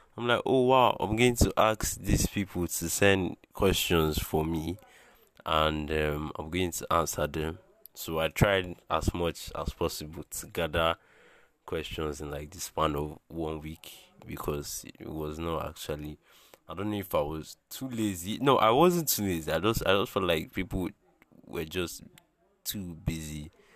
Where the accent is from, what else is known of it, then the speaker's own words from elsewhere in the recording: Bayelsa, Nigeria; I'm from Bayelsa in Nigeria